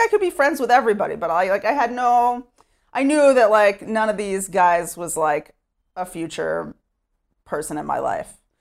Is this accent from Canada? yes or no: no; Sherman, Texas, United States; moved away as an adult; now in Efrat, Israel; I grew up in Sherman, Texas